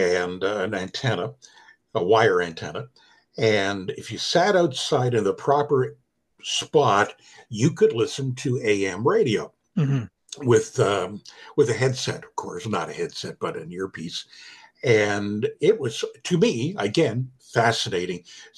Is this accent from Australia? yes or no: no; Halifax, Nova Scotia, Canada; born there; I was born in Halifax, Nova Scotia, Canada.